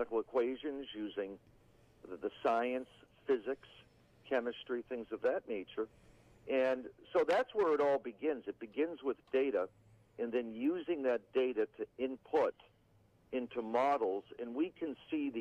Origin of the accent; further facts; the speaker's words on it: Georgetown, Massachusetts, United States; also born or lived in East Otis, Massachusetts / New York / Springfield, Massachusetts; I grew up outside of Boston, up on the northern suburbs, a small town of Georgetown